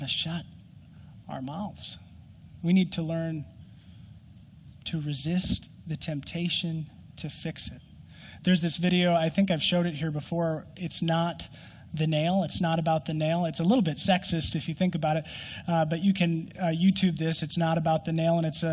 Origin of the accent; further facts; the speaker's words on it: Minnesota, United States; I'm a Minnesotan and our winter lasts so long